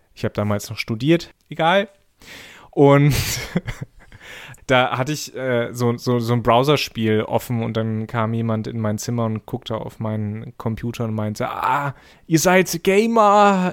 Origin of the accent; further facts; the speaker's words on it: East Germany, Germany; ich bin in der DDR geboren